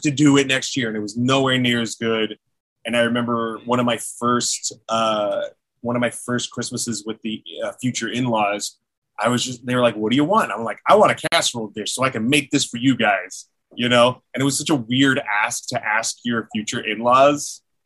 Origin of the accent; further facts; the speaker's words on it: Philippines; being Filipino